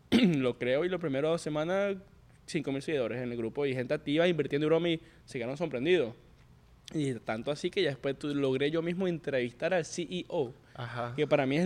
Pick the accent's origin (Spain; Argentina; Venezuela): Venezuela; hermano, yo soy venezolano, hablo español y veo que ustedes todo lo que suben es en inglés